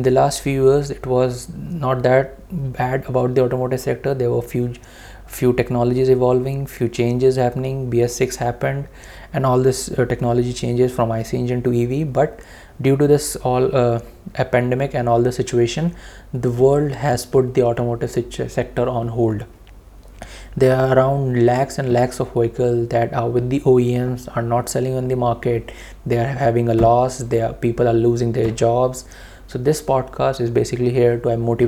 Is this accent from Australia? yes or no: no; India; as an Indian